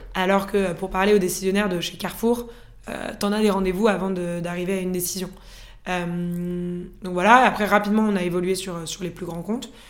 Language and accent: French; France; moved away as an adult; also born or lived in Norway